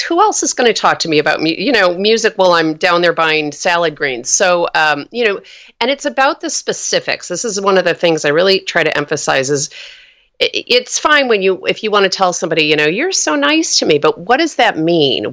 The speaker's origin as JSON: {"language": "English", "region": "New York", "country": "United States", "moved": "yes", "lives_now": "Oakland, United States", "said": "I'm from New York. My whole family's uh, back on the East Coast"}